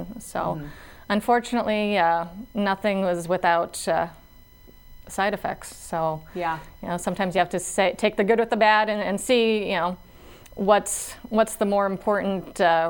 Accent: Inwood, Iowa, United States; moved away as an adult; also born or lived in Tyndall, South Dakota; now in Brookings, United States; family medicine physician. I was born and raised in Inwood, Iowa, so just across the border by Canton.

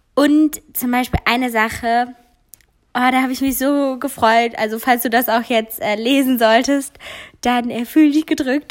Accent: Giessen, Hesse, Germany; moved away; ich komme aus der Ecke Gießen

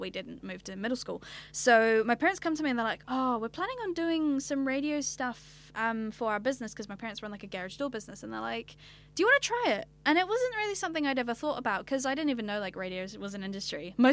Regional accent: Cambridge, Waikato, New Zealand; also born or lived in Norfolk, United Kingdom; I was originally born in the UK, in Norfolk, and I actually started school there because you start school at 4 in the UK. So I turned 4, started school, and then emigrated in November, and I grew up in Cambridge in the Waikato

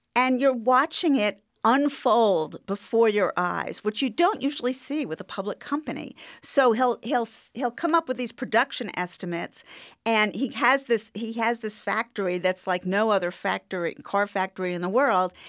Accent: New York, United States; I'm a New Yorker

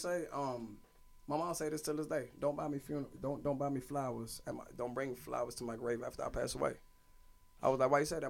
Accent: Washington, District of Columbia, United States; I went to all DC public schools. I grew up in Mount Pleasant

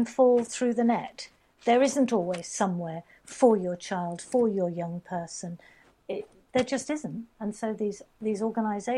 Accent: Devon, South West England, United Kingdom; also born or lived in Dorset / Cornwall; I was brought up in Devon, I spent a lot of time in Cornwall

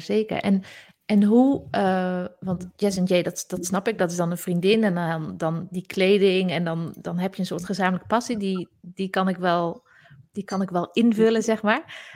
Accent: Zaltbommel, Gelderland, Netherlands; accent: soft G; first language Gronings; Want vroeger ben ik in Zaltbommel opgegroeid en leerde ik als eerste Gronings van mijn ouders

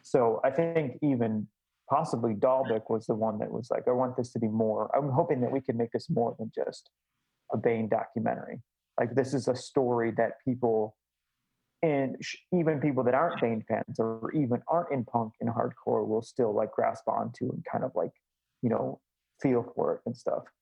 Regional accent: Chicago, Illinois, United States; moved away; I'm originally from Chicago

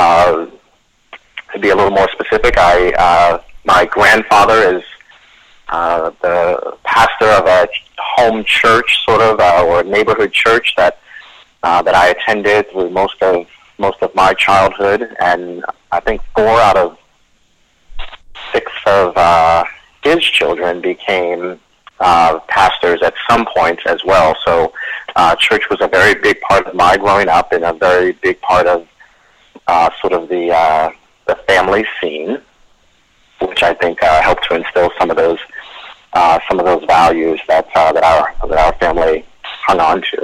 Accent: Baltimore, Maryland, United States; In sort of the east side of Baltimore

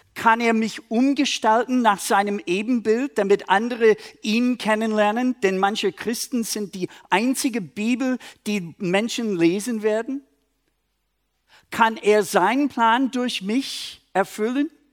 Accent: Minnesota, United States; German is a second language; now in Germany; eigentlich aus Minnesota, aber ich wohne in Deutschland

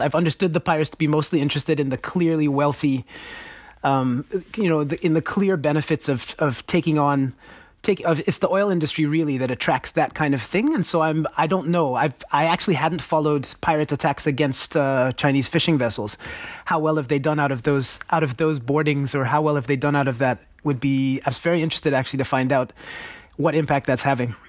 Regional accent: Nigeria; I grew up in Nigeria myself

